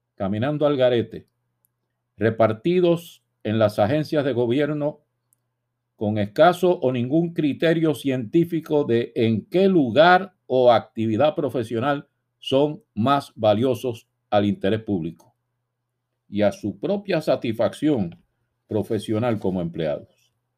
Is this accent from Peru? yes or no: no; Puerto Rico; los puertorriqueños, repito, no somos extranjeros en nuestra propia nación